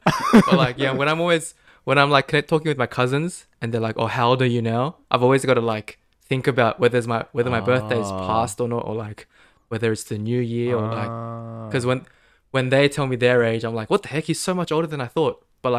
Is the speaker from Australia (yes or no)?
yes; Australia; I'm an Aussie